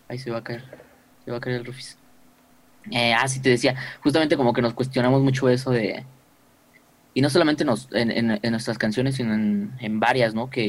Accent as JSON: {"language": "Spanish", "region": "Mexico City", "country": "Mexico", "said": "No, somos de aquí, de la Ciudad de México."}